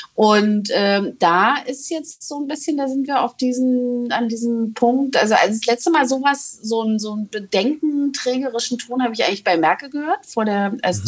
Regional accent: East Germany, Germany; als Ostdeutsche

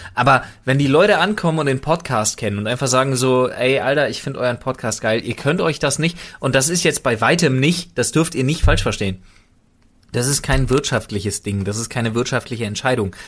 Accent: Berlin, Germany; als Berliner, als geborenen Berliner

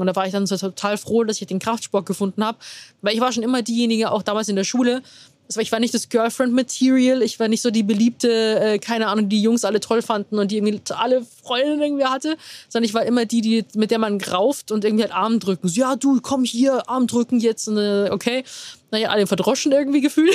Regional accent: Rosenheim, Bavaria, Germany; moved away as an adult; now in Munich, Germany; komme gebürtig aus Rosenheim, wohne mittlerweile, also wohne in München

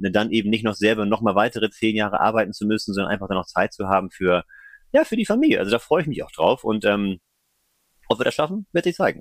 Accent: Flensburg, Schleswig-Holstein, Germany; also born or lived in Kiel / Hamburg; now in Kreis Pinneberg, Germany; Ich bin gebürtiger Flensburger, bin da auch groß geworden im Umland

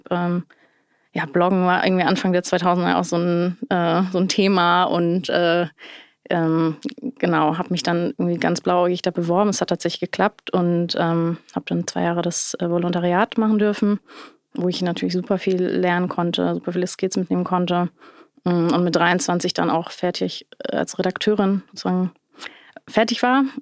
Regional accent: Hamburg, Germany; ich bin in Hamburg-Wilhelmsburg aufgewachsen. Das ist, äh, ich meine, Stadtteil, der sehr divers ist und von sehr unterschiedlichen Kulturen geprägt ist.

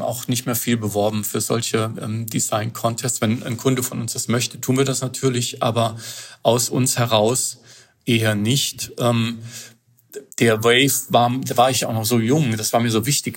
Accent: Germany; als äh, Europäer oder als Deutscher

